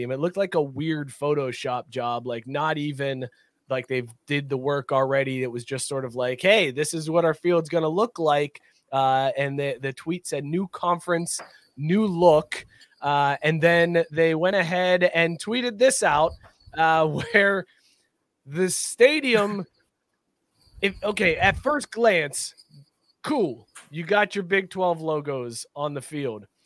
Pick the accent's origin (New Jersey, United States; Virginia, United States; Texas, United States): Texas, United States; I'm from Texas.